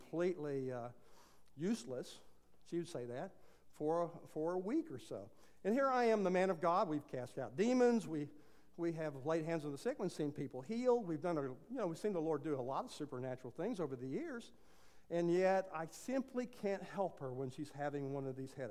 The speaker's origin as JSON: {"language": "English", "region": "Texas", "country": "United States", "said": "I'm a Texan, so we say it differently"}